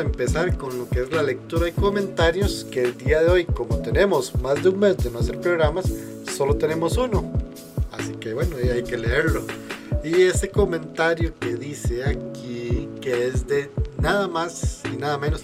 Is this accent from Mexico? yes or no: no; Costa Rica; yo soy de Costa Rica